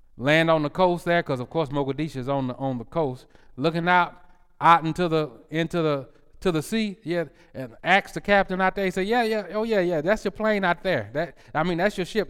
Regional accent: United States; I'm American

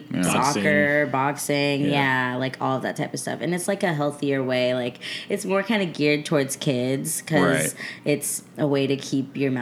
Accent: California, United States; also born or lived in Scottsdale, Arizona; I was born out there, and I moved to California when I was 9.

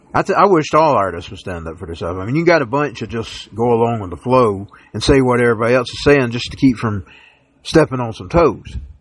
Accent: Dalton, Georgia, United States; I am a Dalton Georgian. I'm born in Dalton. I am from Georgia

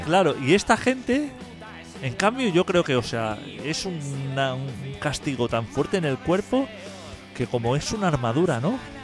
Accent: Catalonia, Spain; a los catalanes nos duele mucho

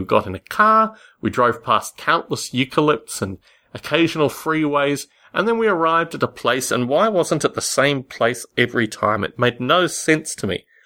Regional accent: Canberra, Australian Capital Territory, Australia; As a child in Australia, particularly growing up in Canberra, Australia

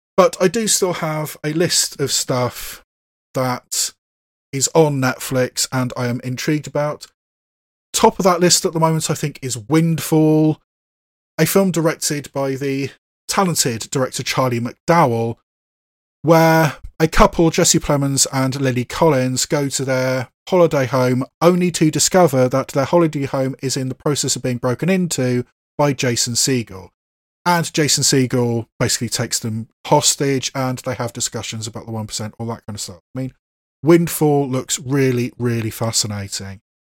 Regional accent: Bath, South West England, United Kingdom; my hometown of Bath

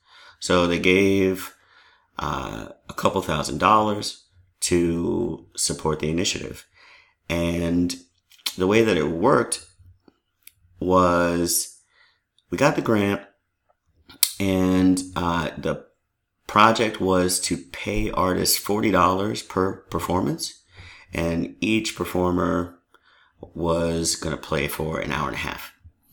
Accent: New York City, New York, United States; now in Worcester, United States; I grew up in New York, which has millions of people.

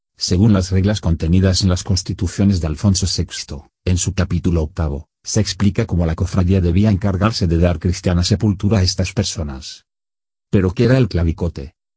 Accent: Toledo, Castilla-La Mancha, Spain; como la llamamos los toledanos

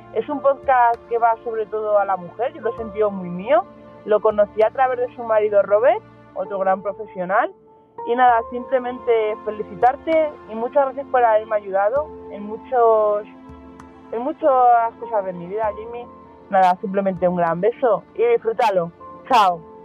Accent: Spain; soy de España

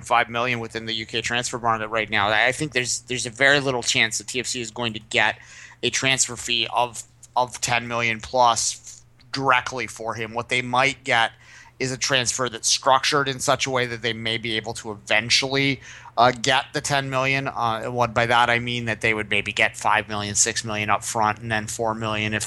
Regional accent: Canada; as a Canadian.

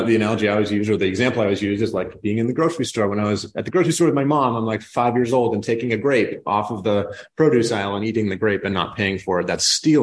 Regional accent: New England, United States; moved away; I'm from New England

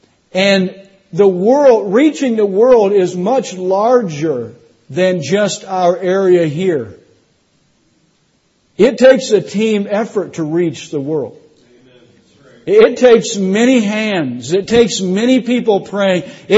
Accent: Indiana, United States; now in Florida, United States; I'm not from Tennessee. I don't want to speak like a southerner. Y'all know what I'm talking about, right? I'm from Indiana. I'm a Yankee. I moved to Florida, which is a northern state.

